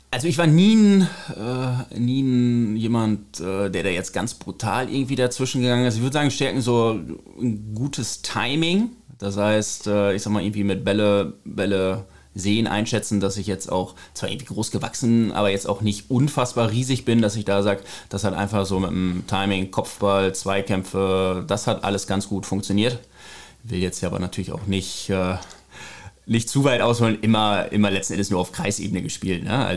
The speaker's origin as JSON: {"language": "German", "town": "Ochtrup", "region": "North Rhine-Westphalia", "country": "Germany", "tie": "born or raised there", "moved": "as an adult", "said": "nach der Schulzeit bin ich aus Ochtrup weggezogen"}